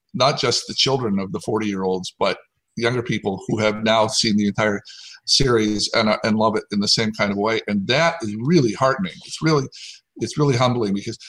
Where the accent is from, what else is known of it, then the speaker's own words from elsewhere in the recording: Tennessee, United States; now in California, United States; she was from Texas, I was from Tennessee, we met out here in California